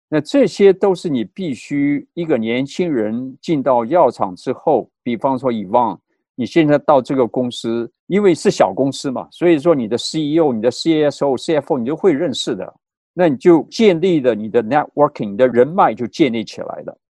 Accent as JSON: {"language": "Chinese", "country": "Taiwan", "tie": "born or raised there", "also_born_or_lived": "Boston, United States", "moved": "as an adult", "said": "我是从台湾长大读书出来的，在对台湾长大读书出来的"}